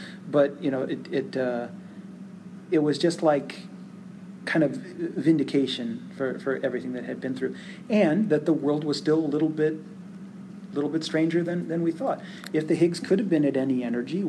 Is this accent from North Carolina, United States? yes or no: no; Phoenix, Arizona, United States; So I grew up in Phoenix, and I wasn't born there, but I grew up there.